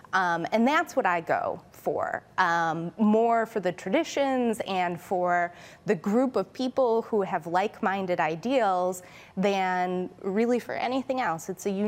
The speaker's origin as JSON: {"language": "English", "town": "Naperville", "region": "Illinois", "country": "United States", "tie": "born or raised there", "said": "when I was growing up in Naperville, I was always searching for a Jewish community because there really, really wasn't a strong Jewish community."}